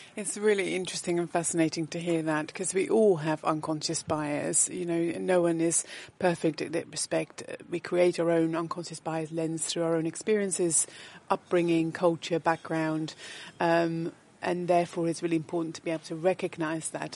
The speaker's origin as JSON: {"language": "English", "country": "Netherlands", "tie": "born or raised there", "moved": "as an adult", "lives_now": "United Kingdom", "said": "born and bred in the Netherlands and having lived and worked in the UK for 23 years"}